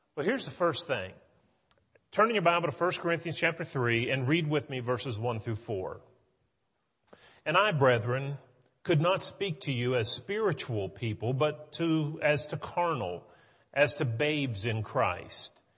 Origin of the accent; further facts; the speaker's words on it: West Virginia, United States; now in Tennessee, United States; growing up in West Virginia